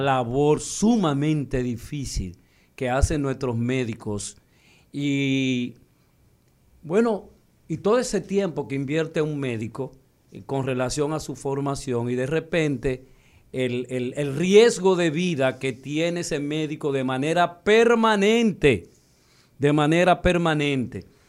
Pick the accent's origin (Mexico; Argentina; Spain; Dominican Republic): Dominican Republic; nosotros los dominicanos